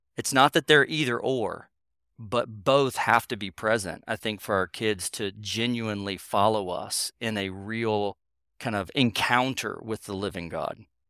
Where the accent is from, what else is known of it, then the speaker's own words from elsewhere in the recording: North Carolina, United States; I grew up in North Carolina